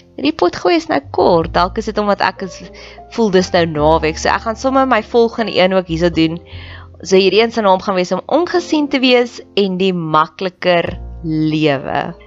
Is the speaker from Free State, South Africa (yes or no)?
yes; Welkom, Free State, South Africa; Ek het in Welkom groot geword